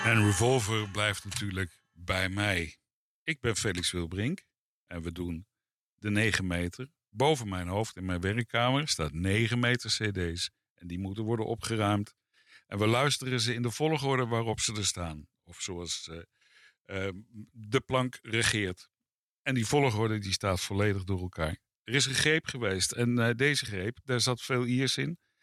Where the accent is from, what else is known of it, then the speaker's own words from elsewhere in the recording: Netherlands; ik groeide op in Nederland